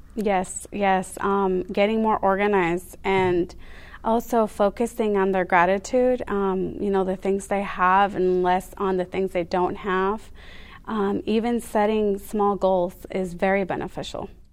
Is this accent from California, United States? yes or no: yes; San Diego, California, United States; also born or lived in Mexico; was raised in San Diego most of my life